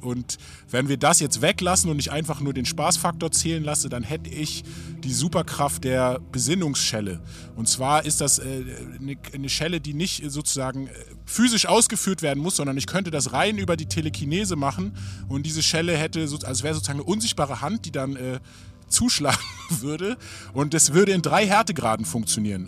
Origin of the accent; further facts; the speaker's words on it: Berlin, Germany; Ich bin ein Berliner Rapper, aufgewachsen in Morbid, ne, Nachbarbezirk von Wedding